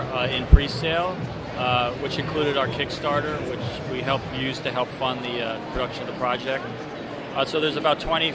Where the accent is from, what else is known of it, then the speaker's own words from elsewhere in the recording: New York City, New York, United States; I'm originally from Midtown Manhattan and New York City